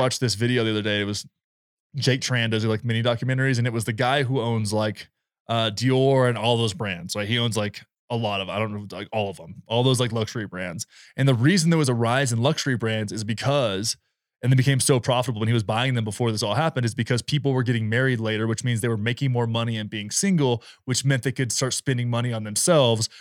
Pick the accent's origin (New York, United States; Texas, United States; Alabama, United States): Texas, United States; rural